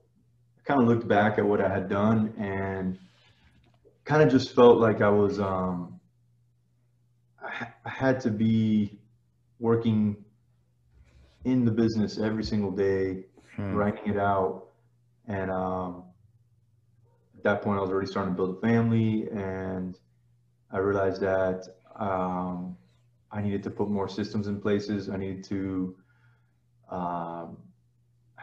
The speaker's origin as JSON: {"language": "English", "region": "South Florida", "country": "United States", "tie": "born or raised there", "moved": "as an adult", "lives_now": "Dallas, United States", "said": "Born and raised in South Florida"}